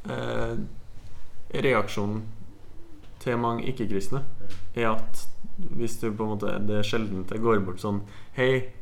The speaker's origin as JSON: {"language": "Norwegian", "town": "Halden", "region": "Østfold", "country": "Norway", "said": "men det er hjemme i Halden, ute på byens egen alkoholikerpub."}